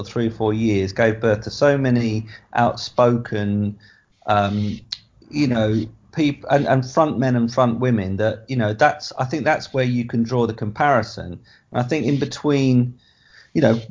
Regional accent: Essex, East of England, United Kingdom; I am from Essex

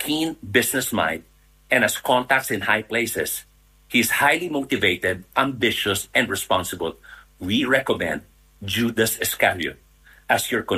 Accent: Philippines; I'm Filipino that live here in Manila.

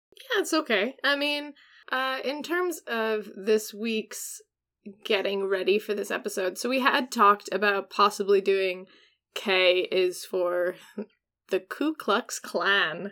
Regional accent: Washington, United States; I'm from Washington

